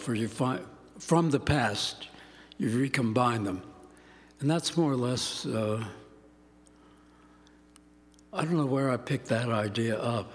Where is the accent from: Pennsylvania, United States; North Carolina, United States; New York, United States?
Pennsylvania, United States; Pittsburgh; moved away; I grew up in Pittsburgh